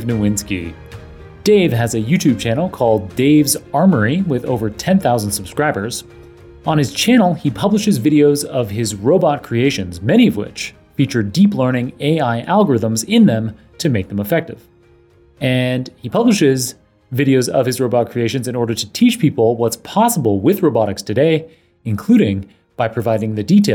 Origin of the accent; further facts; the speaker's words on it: Waterloo, Ontario, Canada; moved away as an adult; now in New York, United States; I went to high school and undergrad in Waterloo, Ontario